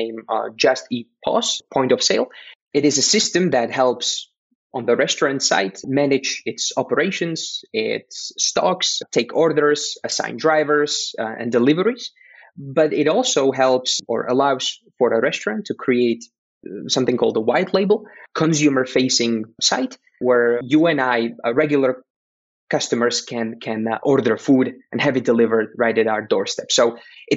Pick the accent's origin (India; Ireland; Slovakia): Slovakia; I am originally from Central Europe, from Slovakia.